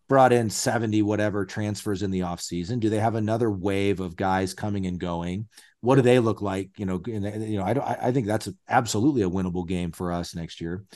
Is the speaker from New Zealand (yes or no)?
no; Lincoln, Nebraska, United States; moved away as an adult; also born or lived in Washington D.C.; now in Bend, United States; I was born and raised in Lincoln, Nebraska. I'm currently a resident of Bend, Oregon